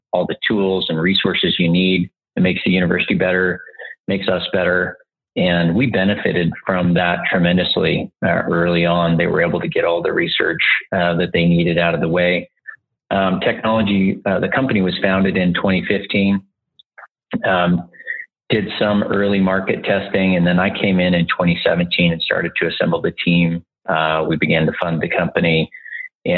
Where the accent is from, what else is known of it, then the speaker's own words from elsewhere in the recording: Montana, United States; moved away as an adult; also born or lived in Austin, Texas; I grew up in Montana. I'm a fifth generation Montanan, living back home in Montana